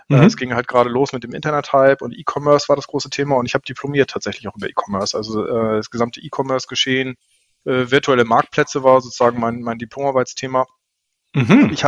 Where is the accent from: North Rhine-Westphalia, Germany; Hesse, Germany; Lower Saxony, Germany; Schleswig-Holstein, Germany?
Schleswig-Holstein, Germany; Flensburg; Flensburger, ja, gebürtig. Das hört man, glaube ich, auch. Also äh, ich merke das natürlich nicht, aber alle, die mich hm. kennenlernen, merken, ich habe eine leicht breite Aussprache. Tatsächlich äh, in Flensburg geboren, aufgewachsen